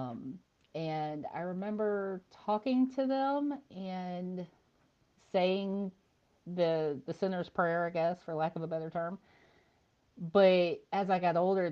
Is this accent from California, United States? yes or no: no; Callahan, Florida, United States; also born or lived in Jacksonville; I was pretty much born and raised in the Jacksonville area. I grew up in Callahan, which is just north of Jacksonville